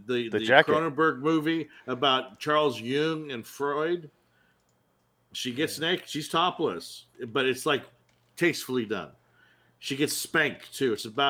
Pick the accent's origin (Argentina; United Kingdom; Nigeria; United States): United Kingdom; South West England; I'm from South Gloucester.